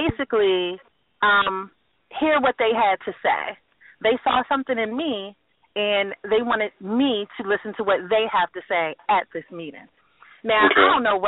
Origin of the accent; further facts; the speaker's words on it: Portsmouth, Virginia, United States; also born or lived in New York; I'm from Portsmouth, Virginia. This is my hometown.